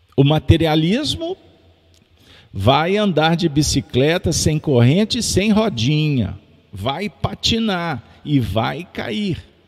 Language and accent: Portuguese; Minas Gerais, Brazil; also born or lived in Belo Horizonte